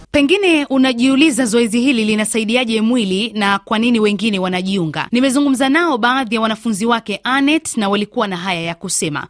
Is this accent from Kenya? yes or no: yes; Mombasa, Mombasa County, Kenya; kutokea Mombasa